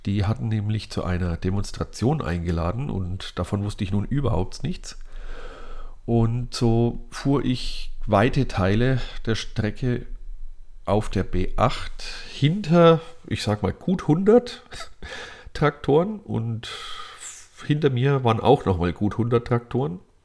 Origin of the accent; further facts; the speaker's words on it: Lower Franconia, Bavaria, Germany; meiner Heimat in Unterfranken